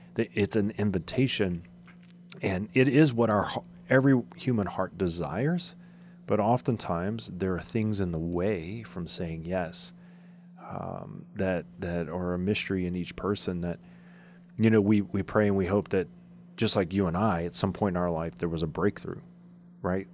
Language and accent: English; Louisiana, United States; I grew up in Louisiana